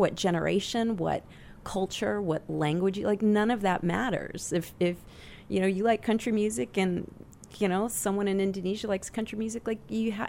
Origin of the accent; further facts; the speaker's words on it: Midwest, United States; growing up in the Midwest